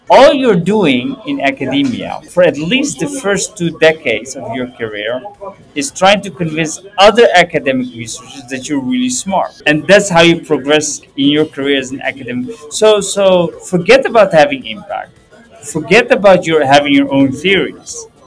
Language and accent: English; Purmerend, North Holland, Netherlands; Because growing up in Purmerend, it has its positives and negatives.